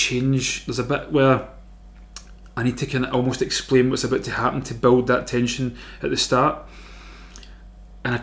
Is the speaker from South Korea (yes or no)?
no; Glasgow, Scotland, United Kingdom; Castlemilk there where I grew up